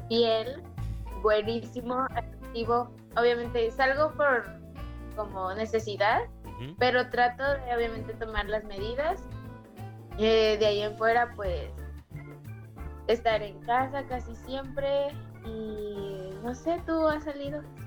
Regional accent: Mexico; somos mexicanos

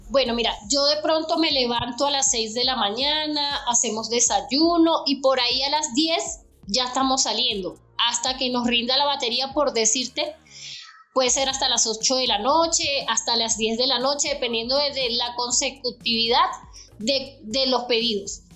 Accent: Venezuela; moved away as an adult; now in Bogotá, Colombia; yo vengo de Venezuela

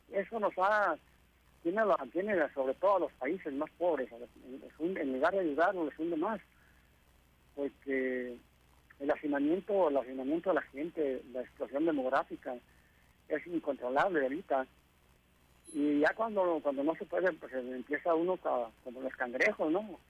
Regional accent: Tijuana, Baja California, Mexico; soy nativo de, de Tijuana

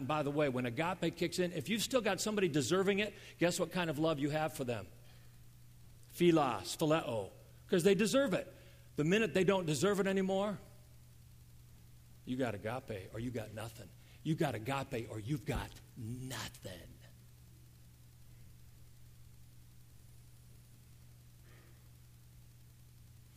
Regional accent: United States; I grew up in America. I'm an American.

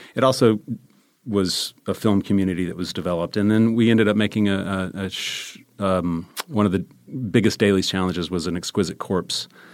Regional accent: Charlotte, North Carolina, United States; moved away as an adult; also born or lived in Maryland; I'm from Charlotte, North Carolina

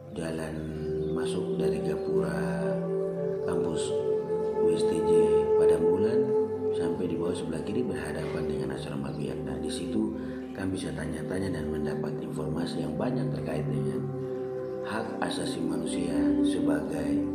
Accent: Papua, Indonesia; saya orang Papua

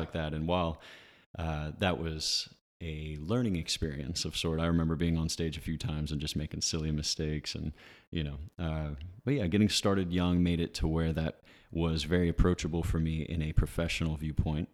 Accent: Ridgeville, United States; now in Somerville, United States; I grew up in Ridgeville

